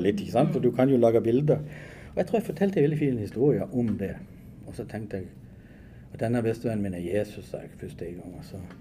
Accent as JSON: {"language": "Norwegian", "town": "Åmot", "country": "Norway", "tie": "born or raised there", "said": "vokste opp liksom hjemme på Åmot, nede her i ei lita gate"}